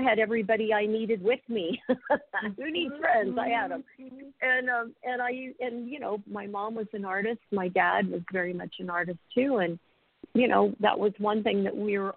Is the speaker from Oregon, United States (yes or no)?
yes; Oregon, United States; moved away as an adult; also born or lived in Hopi Reservation, Arizona; I grew up in Oregon